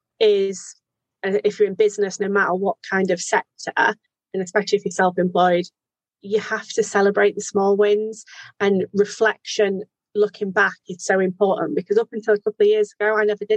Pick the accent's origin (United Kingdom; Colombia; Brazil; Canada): United Kingdom; our Britishness